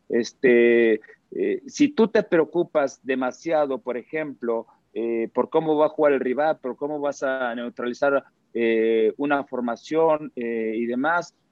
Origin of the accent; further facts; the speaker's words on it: Mexico; Mira, yo, porque soy mexicano, porque quiero que nos vaya bien, tengo confianza.